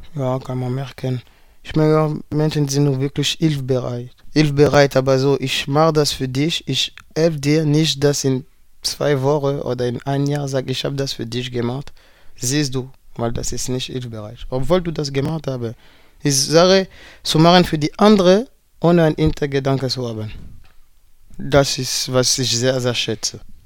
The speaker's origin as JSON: {"language": "German", "town": "Paris", "region": "Île-de-France", "country": "France", "also_born_or_lived": "Berlin", "second_language": "German", "moved": "yes", "said": "Ich komme aus Paris"}